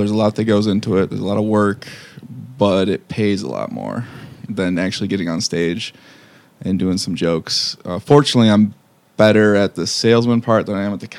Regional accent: Lapeer, Michigan, United States; So I grew up in the 810 up in Lapeerre.

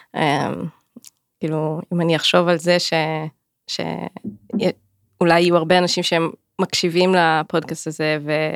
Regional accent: Clil, Northern District, Israel; also born or lived in Jerusalem / London; גדלתי בכליל

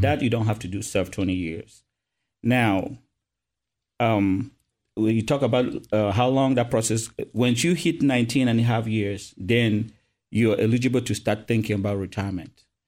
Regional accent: Cameroon; moved away as an adult; now in Fort Campbell, United States; I was born and raised in Cameroon, Africa

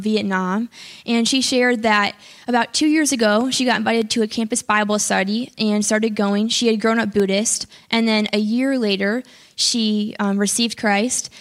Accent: Chicago, Illinois, United States; I'm from the Chicago area.

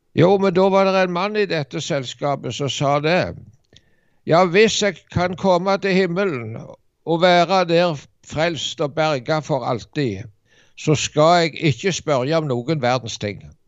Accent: Norway; hjemme i Dubland.

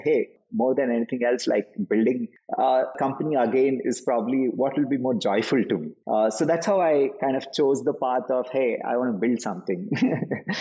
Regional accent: Nizamabad, Telangana, India; my hometown in Nizamabad

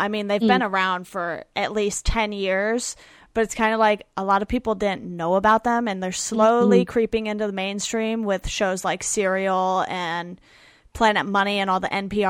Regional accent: Orange County, California, United States; also born or lived in Philadelphia; Yeah, I grew up in Orange County and went to school on the East Coast in Philadelphia.

